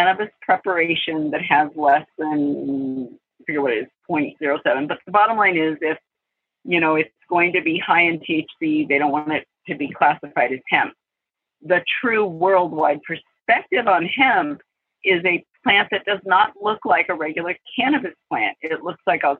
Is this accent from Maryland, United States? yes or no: no; California, United States; moved away as an adult; also born or lived in Hawaii; I moved to California 2 years ago, grew up here, actually living 5 minutes from where I spent years growing up